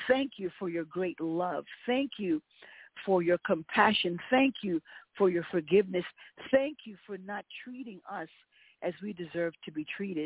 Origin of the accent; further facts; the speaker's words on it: United States; as an American